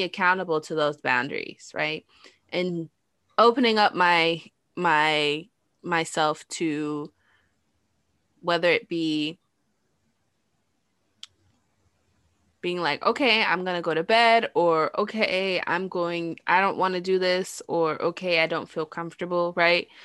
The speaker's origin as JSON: {"language": "English", "region": "New York", "country": "United States", "tie": "born or raised there", "said": "growing up in New York"}